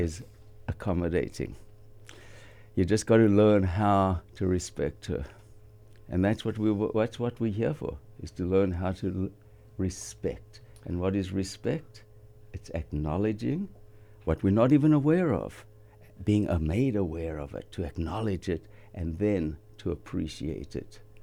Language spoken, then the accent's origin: English; South Africa; moved away as an adult; now in Ventura, United States; we grew up high in the Highveld, up five thousand feet in the thin air.